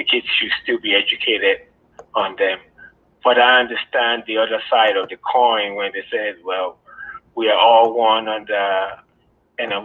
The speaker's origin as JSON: {"language": "English", "country": "Nigeria", "tie": "born or raised there", "moved": "yes", "lives_now": "Michigan, United States", "said": "I grew up in West Africa, Nigeria"}